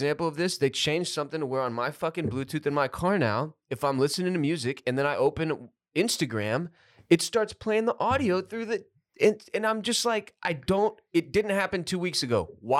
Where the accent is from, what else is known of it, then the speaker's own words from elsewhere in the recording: Houston, Texas, United States; growing up in Houston